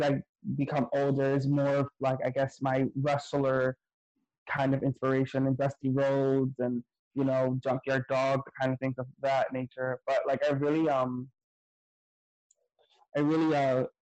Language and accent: English; New York City, New York, United States; I grew up in the projects, Claremont Village Projects off of Webster Ave, and Third Avenue.